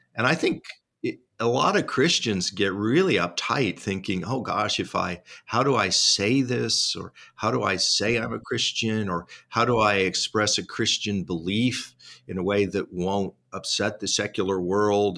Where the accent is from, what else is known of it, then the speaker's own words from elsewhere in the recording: Tri-Cities, Washington, United States; my hometown newspaper, the Tri City, Tri City Herald.